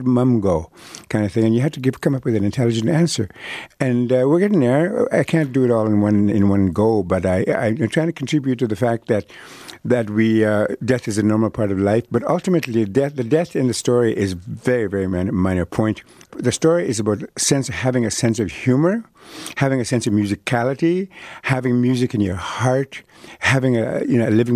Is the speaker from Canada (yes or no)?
yes; Canada; first language Cree; English is a second language; I was born at the time in history where there were no hospitals up north